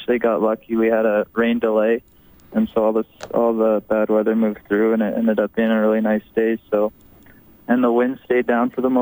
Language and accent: English; St. Albert, Alberta, Canada; moved away as an adult; also born or lived in Washington State; I grew up in St. Albert